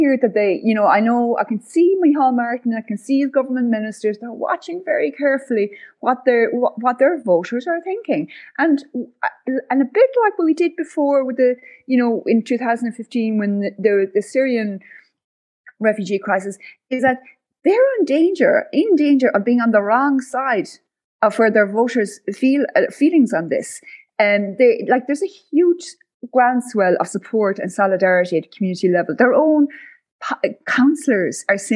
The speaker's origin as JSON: {"language": "English", "area": "West Clare", "region": "Munster", "country": "Ireland", "moved": "yes", "lives_now": "West Cork, Ireland", "said": "I come from West Clare, surrounded by, again, holiday homes"}